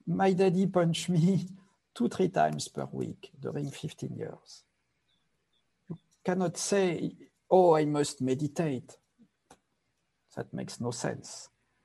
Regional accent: Paris, Île-de-France, France; also born or lived in Nepal; now in Los Angeles, United States; I was born in Paris, raised in Paris, and my family was very, very violent

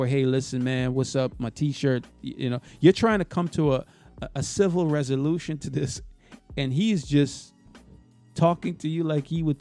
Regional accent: Minnesota, United States; Hey, listen, I'm from Minnesota.

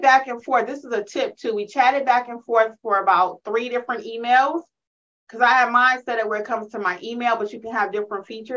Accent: Detroit, Michigan, United States; y'all know I'm from Detroit

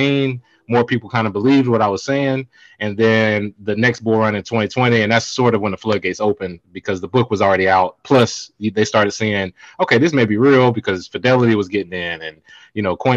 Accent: Charlotte, North Carolina, United States; I'm from Charlotte, which is the second biggest, maybe third biggest banking city in America

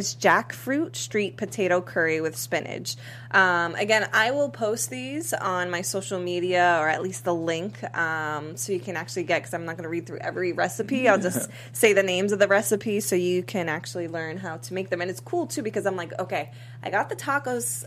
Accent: East Coast, United States; now in Los Angeles, United States; being from the East Coast

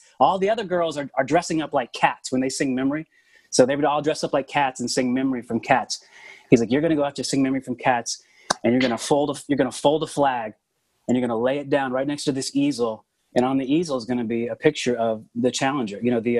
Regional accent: Oklahoma City, Oklahoma, United States; I hail from Oklahoma City. And I come from kind of a long line of like preachers and farmers.

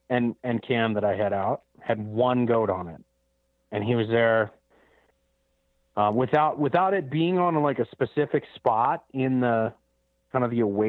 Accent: Montana, United States; No, so I'll be hunting my home state of Montana.

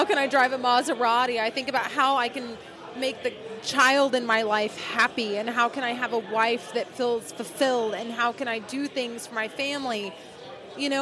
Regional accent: Shawnee, Oklahoma, United States; moved away; I'm from Oklahoma. I am from a small town called Shawnee, Oklahoma

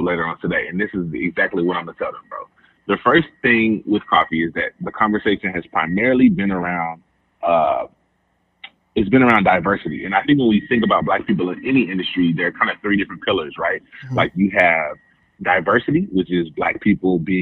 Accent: Memphis, Tennessee, United States; I am from Memphis.

